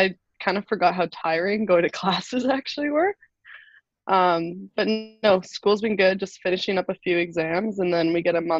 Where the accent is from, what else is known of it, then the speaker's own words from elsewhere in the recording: Canada; moved away as an adult; we're from Canada